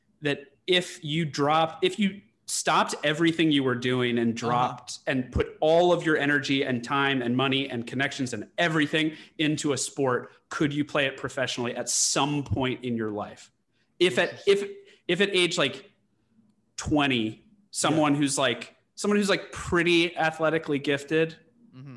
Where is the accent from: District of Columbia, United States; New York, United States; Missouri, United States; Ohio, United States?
District of Columbia, United States; Washington; also born or lived in London; my dad was stationed in D.C. for his work, and we stayed in D.C.